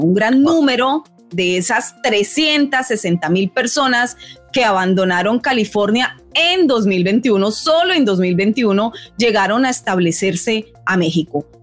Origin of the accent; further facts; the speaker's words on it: Colombia; moved away as an adult; now in United States; yo soy colombiana